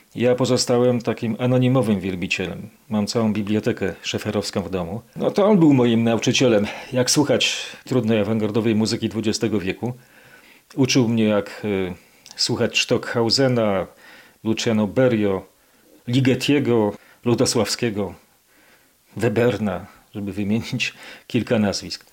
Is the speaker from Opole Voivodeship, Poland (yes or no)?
no; Kraków, Lesser Poland, Poland; Ja jako nowochucianin